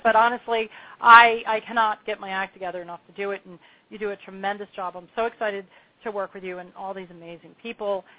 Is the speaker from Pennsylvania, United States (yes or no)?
yes; Pennsylvania, United States; also born or lived in Long Beach Island, New Jersey / New Hope, Pennsylvania / New York; now in Asheville, United States; I was born and bred in Pennsylvania